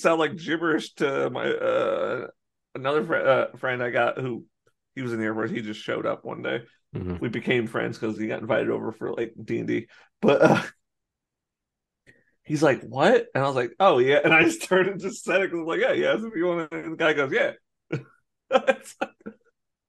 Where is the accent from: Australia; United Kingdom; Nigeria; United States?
United States; I was born in America